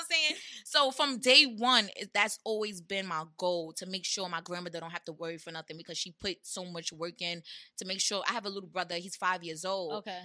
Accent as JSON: {"language": "English", "town": "New York City", "region": "New York", "country": "United States", "said": "That's where I'm from. I'm from Brownsville"}